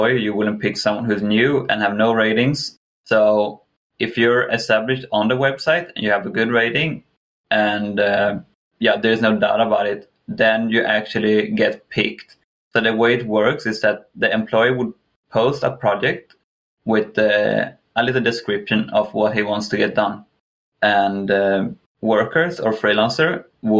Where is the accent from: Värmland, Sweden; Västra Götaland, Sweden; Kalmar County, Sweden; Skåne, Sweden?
Kalmar County, Sweden; Kalmar; moved away; also born or lived in England; I'm from Sweden. Specifically the south of Sweden in a city called Kalmar.